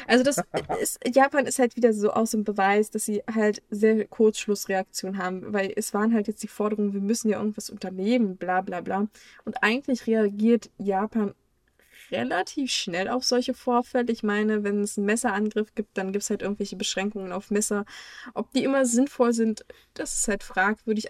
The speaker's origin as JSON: {"language": "German", "country": "Germany", "said": "uns in Deutschland"}